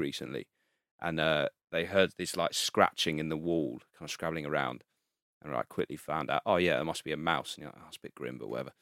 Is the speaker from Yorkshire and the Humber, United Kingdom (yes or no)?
no; Guildford, South East England, United Kingdom; moved away as an adult; also born or lived in Brixton, London; now in London, United Kingdom; Guildford, like, Surrey direction